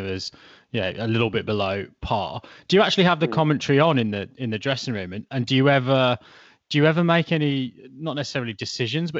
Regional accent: England, United Kingdom; now in New Zealand; I'm from the UK, from England originally.

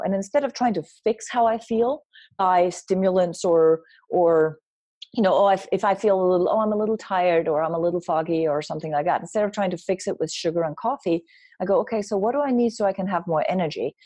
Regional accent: Denmark; moved away; I grew up in Denmark

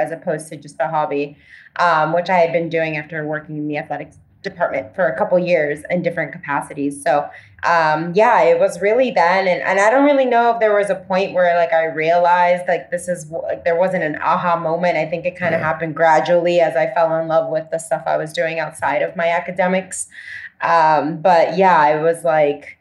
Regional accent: Puerto Rico; moved away; also born or lived in Florida; I grew up in Puerto Rico

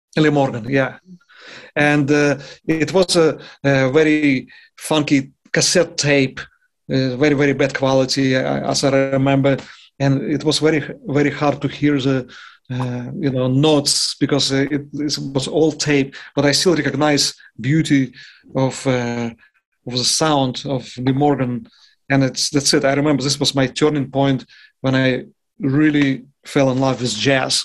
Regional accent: Yaroslavl, Yaroslavl Oblast, Russia; English is a second language; moved away as an adult; also born or lived in Moscow, Russia / New York, United States; now in Vicenza, Italy; once I transferred myself to Moscow from my hometown Yaroslavl

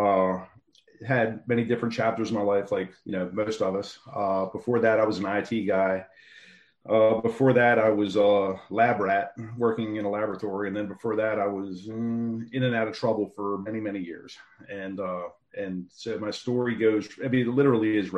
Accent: Baltimore, Maryland, United States; Hamden, which is where I grew up at in Baltimore City

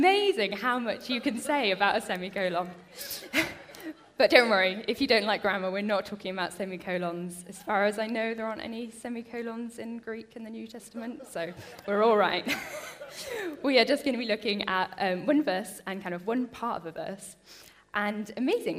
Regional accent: Bristol, South West England, United Kingdom; now in Harrogate, United Kingdom; I grew up in Bristol, which is a great place to grow up

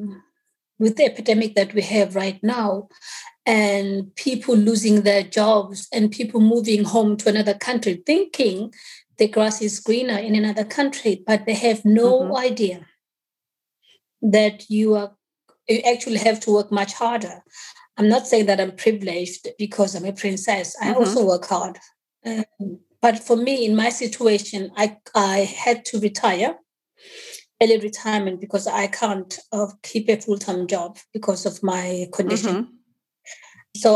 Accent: Denmark; also born or lived in Swaziland / Stockholm / Harare / England; I grew up in Denmark

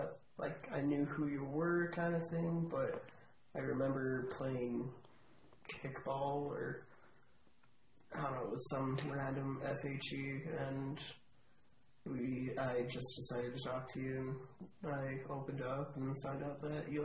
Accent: Calgary, Alberta, Canada; I was born in Calgary.

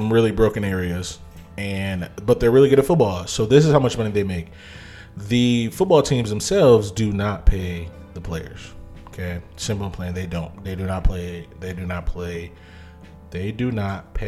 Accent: Ohio, United States; I'm from Ohio

